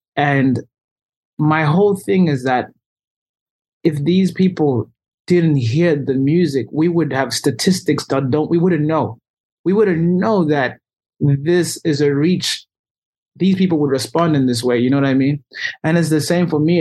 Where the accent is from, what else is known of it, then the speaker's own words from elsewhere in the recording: Zimbabwe; moved away as an adult; I was raised and born in Zimbabwe I was there until I was 18 I go home every year